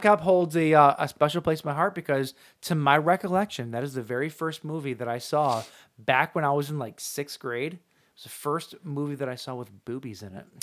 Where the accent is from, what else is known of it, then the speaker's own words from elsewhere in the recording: St. Clair Shores, Michigan, United States; there's somebody famous from my hometown